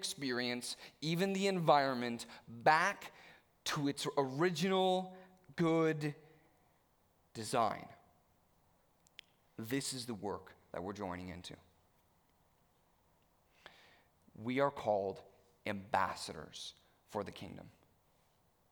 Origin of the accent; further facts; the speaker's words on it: Stouffville, Ontario, Canada; as an upper middle class white teen growing up in Stouffville